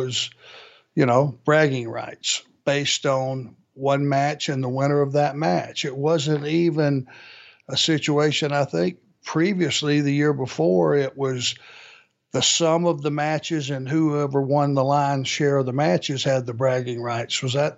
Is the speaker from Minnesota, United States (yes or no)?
yes; Minnesota, United States; Well, number one, I am from Southern Minnesota.